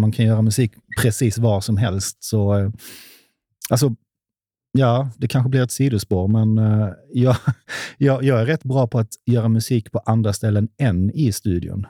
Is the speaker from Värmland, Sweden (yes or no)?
no; Hässleholm, Skåne, Sweden; now in Stockholm, Sweden; i Hässleholm, där jag kommer ifrån, gick med i ABF